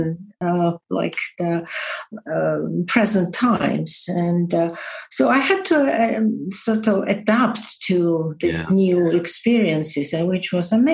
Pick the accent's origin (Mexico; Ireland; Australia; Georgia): Georgia; moved away as an adult; now in England, United Kingdom; I was born in Georgia, and I would say that I was very honored that I was the first female political commentator on Georgian television